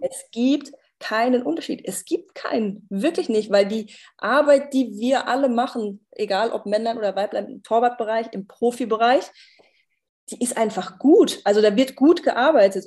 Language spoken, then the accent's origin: German; Germany; ich bin Deutsche